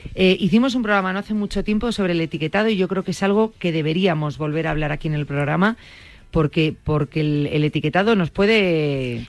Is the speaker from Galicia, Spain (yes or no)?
yes; Vigo, Galicia, Spain